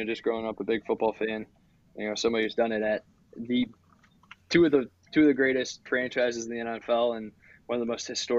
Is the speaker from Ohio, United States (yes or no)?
yes; Cleveland, Ohio, United States; I grew up in Cleveland